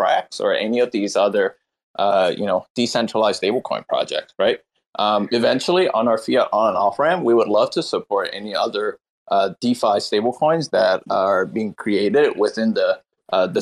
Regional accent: Vietnam; now in Seattle, United States; Vietnam, my home country

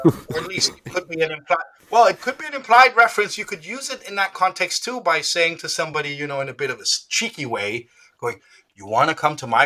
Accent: Denmark; first language Danish; English is a second language; I was born in Denmark.

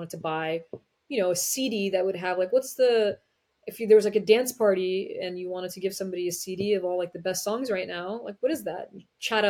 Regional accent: United States; As an Iranian American, as someone who was born and raised in the United States, but to parents of Iranian immigrants

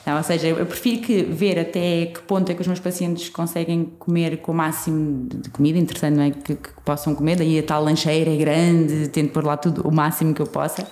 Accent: Portugal; somos portugueses

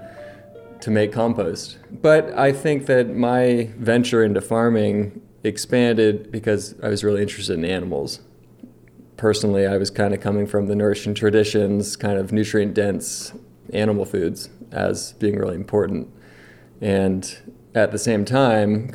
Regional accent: Nevada County, California, United States; I'm 37, born and raised in Nevada County

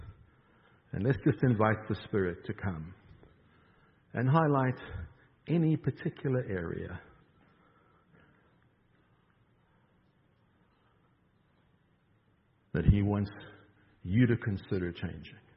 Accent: South Africa; moved away; I'm from South Africa

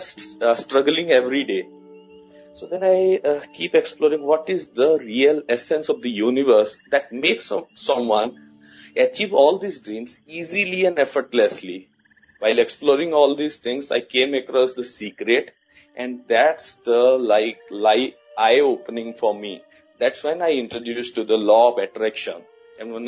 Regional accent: India; now in New Delhi, India; I'm from India. I'm currently living in the capital city, New Delhi, in India. But I born and brought up in a very small town in a remote part in India

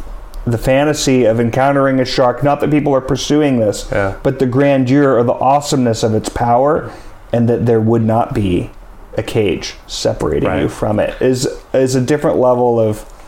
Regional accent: Palo Alto, California, United States; I grew up in Palo Alto. Very different place today than it was in the late 80s, early 90s.

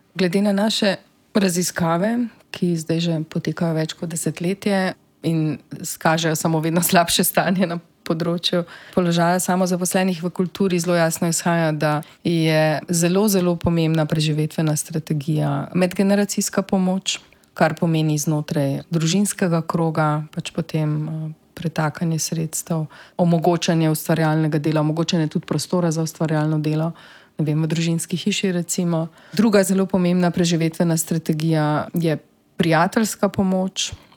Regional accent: Slovenia; smo Slovenci

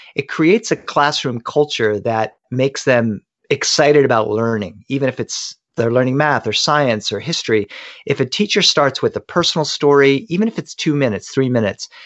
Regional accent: Delaware, United States; now in Los Angeles, United States; I grew up in Delaware.

